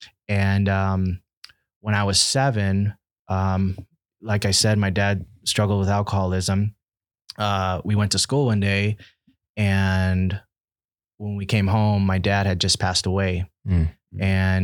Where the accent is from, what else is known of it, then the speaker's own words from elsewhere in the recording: Nicaragua; also born or lived in Washington, DC, United States; Growing up, I was born in Washington, DC, and then, I was sent to live in Nicaragua